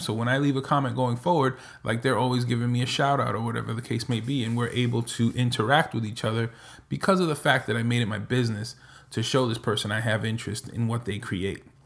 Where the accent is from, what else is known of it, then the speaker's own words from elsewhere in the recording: New York, United States; moved away as an adult; also born or lived in Nevada / Florida / New Jersey / Dominican Republic; now in Texas, United States; I'm originally from New York, spent the majority of my life in New York